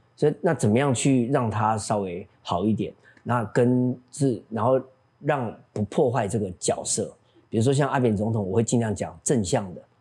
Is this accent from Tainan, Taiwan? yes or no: yes; Tainan, Taiwan; moved away; 上完课再坐火车回来，坐公车回来， 然后半夜坐最后一班火车回台南